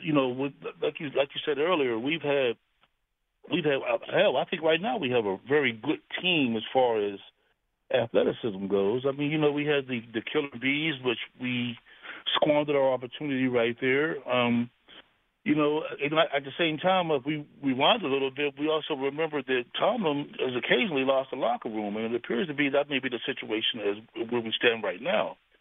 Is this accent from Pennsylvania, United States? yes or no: yes; Pittsburgh, Pennsylvania, United States; now in North Carolina, United States; I'm from Pittsburgh originally.